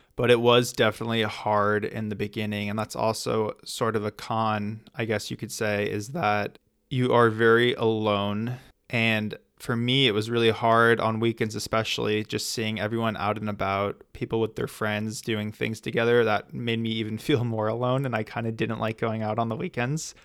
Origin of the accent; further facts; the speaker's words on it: United States; being from the U S